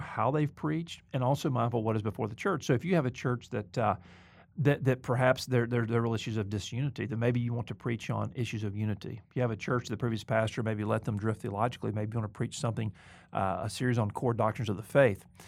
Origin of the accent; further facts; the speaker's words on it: the South, United States; moved away; also born or lived in Mobile, Alabama; I'm not trying to get over my Southern background.